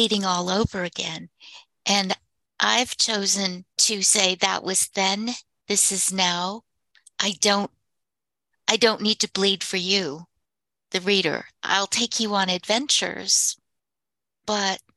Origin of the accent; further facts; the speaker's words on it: United States; moved away as an adult; I was a master sergeant's daughter from the res, who was brought up very strictly